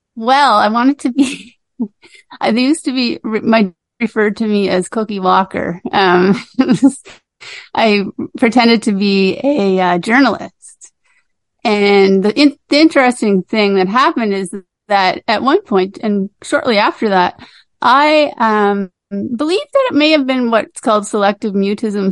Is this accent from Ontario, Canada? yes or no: no; Cape Breton, Nova Scotia, Canada; I grew up in Cape Breton on Cape Breton Island in uh, Nova Scotia here